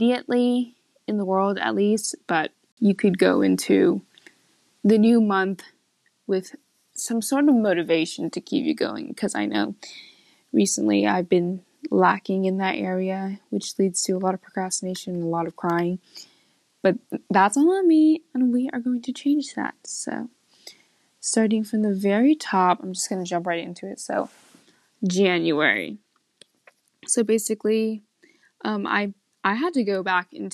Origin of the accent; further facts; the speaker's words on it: Kansas, United States; I was born in Kansas